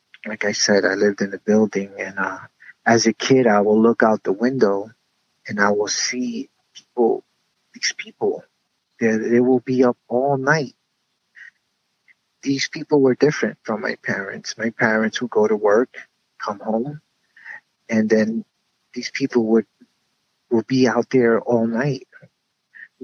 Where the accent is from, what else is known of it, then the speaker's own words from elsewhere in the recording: Union City, New Jersey, United States; I was brought up in Union City, New Jersey